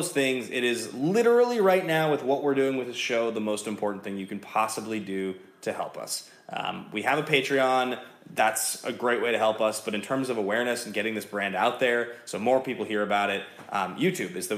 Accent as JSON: {"language": "English", "town": "Seattle", "region": "Washington", "country": "United States", "tie": "born or raised there", "said": "I'm from Seattle originally. I grew up in Seattle, Washington"}